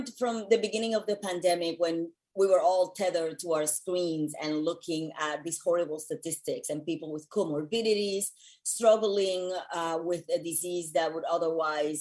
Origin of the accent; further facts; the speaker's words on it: Puerto Rico; moved away as an adult; also born or lived in New York; now in Los Angeles, United States; I was born and raised in Puerto Rico